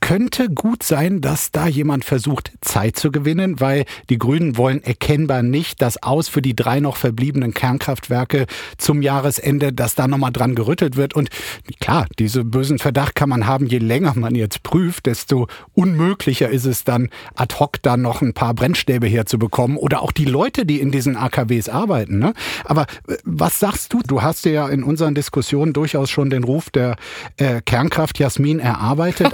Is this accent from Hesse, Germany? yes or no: no; Bergisch Gladbach, North Rhine-Westphalia, Germany; ich bin gebürtig aus Bergisch Gladbach